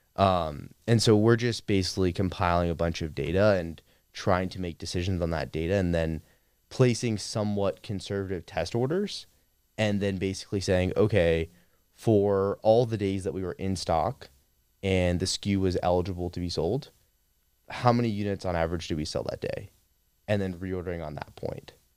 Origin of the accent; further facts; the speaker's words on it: Clearwater, Florida, United States; moved away as an adult; also born or lived in Atlanta, Georgia; now in Austin, United States; I grew up in a suburb of Tampa, Florida, Clearwater, and had a pretty normal upbringing